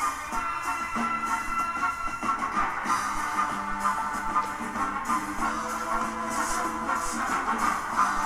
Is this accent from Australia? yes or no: no; Mid-Hudson Valley, New York, United States; we're both from the Mid-Hudson Valley